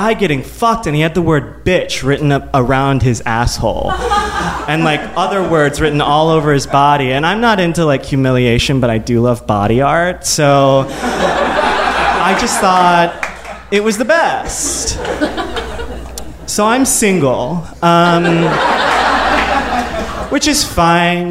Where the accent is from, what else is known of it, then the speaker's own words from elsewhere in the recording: Midwest, United States; growing up in the Midwest, in a very evangelical Christian home